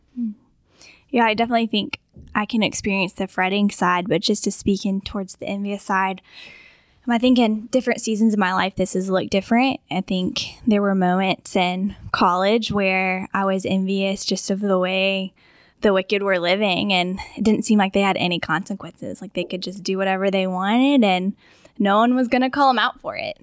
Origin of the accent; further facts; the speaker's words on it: Augusta, Georgia, United States; moved away as an adult; also born or lived in Florida; I grew up in Augusta, um, but moved away for a while, lived in Florida, and now, um, I'm back here